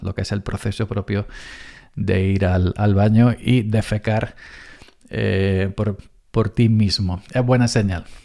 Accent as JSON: {"language": "Spanish", "region": "Andalusia", "country": "Spain", "said": "somos los andaluces un poco exagerados"}